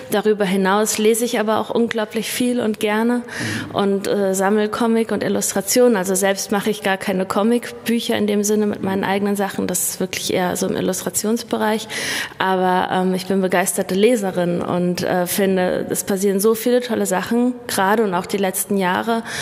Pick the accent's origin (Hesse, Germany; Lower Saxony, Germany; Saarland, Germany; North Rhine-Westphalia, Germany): Hesse, Germany; Frankfurt am Main; moved away as an adult; also born or lived in Berlin; Also ich bin in Berlin-Neukölln geboren und äh, meine Familie ist mit mir dann aber nach Hessen gezogen, erstmal nach Frankfurt am Main. Und zum Studium bin ich dann nach Kassel gezogen 2001